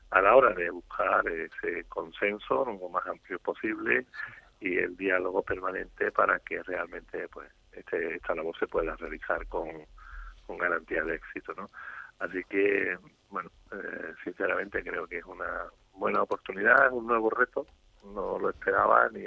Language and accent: Spanish; Andalusia, Spain; Soy andaluz y creo que todos estamos obligados a colaborar en cualquier momento de nuestra vida para intentar que aquí, en esta tierra maravillosa en la que vivimos, pues las cosas funcionen.